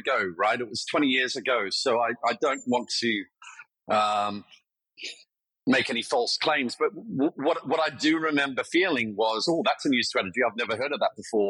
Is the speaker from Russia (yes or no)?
no; Melbourne, Victoria, Australia; moved away as an adult; also born or lived in Wellington, New Zealand; now in London, United Kingdom; My family then moved to Australia